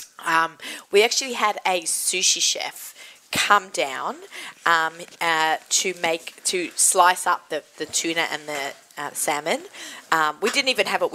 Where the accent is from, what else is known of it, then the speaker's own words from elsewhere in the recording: Australia; I grew up in Australia